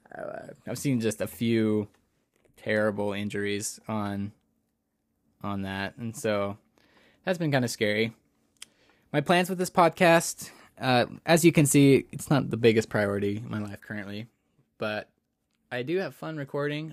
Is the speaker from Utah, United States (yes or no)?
yes; Utah, United States; I've been growing up in Utah